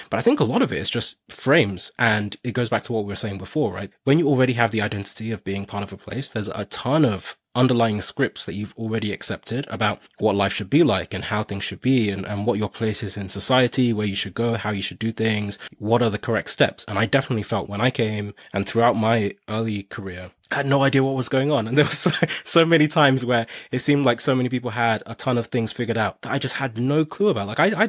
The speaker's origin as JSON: {"language": "English", "country": "Nigeria", "moved": "yes", "lives_now": "United Kingdom", "said": "I came to the UK from Nigeria"}